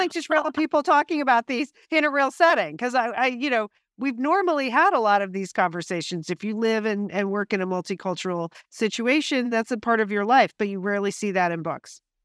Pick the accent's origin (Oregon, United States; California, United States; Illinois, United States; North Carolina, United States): California, United States; Pasadena; born or raised there